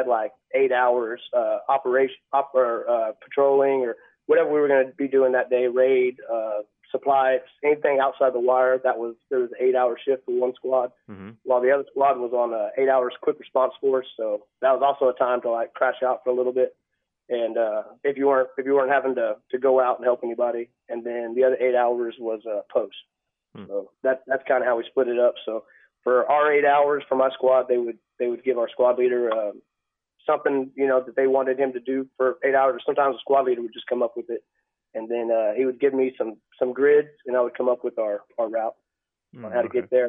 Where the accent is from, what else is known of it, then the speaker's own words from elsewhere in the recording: Orange Grove, Texas, United States; also born or lived in El Campo, Texas / Zapata, Texas; Orange Grove, Texas. I was actually born in El Campo, and I've lived in Zapata and a couple other places, but mostly from Orange Grove area